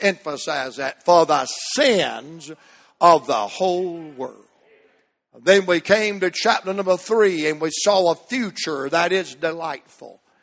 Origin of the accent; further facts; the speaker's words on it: Virginia, United States; we're from Virginia.